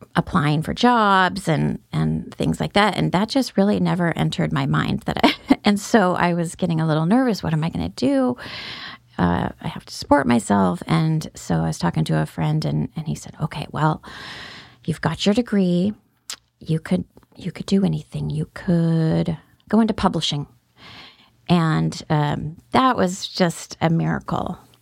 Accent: Salem, Oregon, United States; also born or lived in Roseburg, Oregon; I grew up in Salem mostly from third grade on

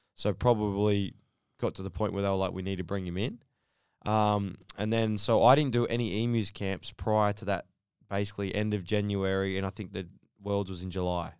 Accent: Sydney, New South Wales, Australia; Sydney. So, uh, born and raised in Bankstown

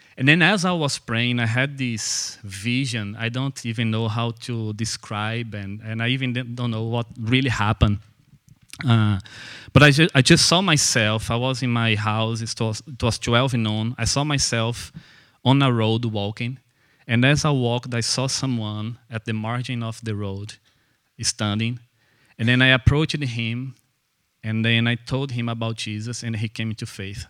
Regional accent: Brazil; English is a second language; moved away as an adult; now in Belfast, United Kingdom; So I am Brazilian, and I came. You probably have noticed that I'm not from here by my accent.

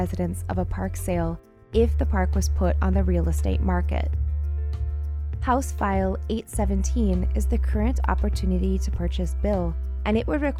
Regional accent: Northfield, Minnesota, United States; my hometown of Northfield, Minnesota.

